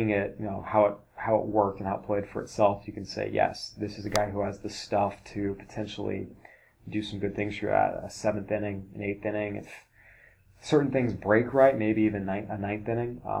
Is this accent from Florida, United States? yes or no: no; Oregon, United States; we are from Oregon